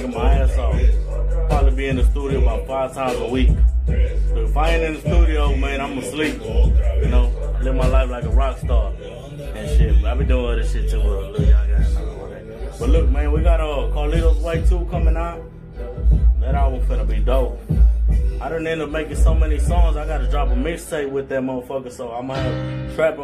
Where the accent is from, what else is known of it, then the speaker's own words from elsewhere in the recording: Houston, Texas, United States; I'm from Spring Branch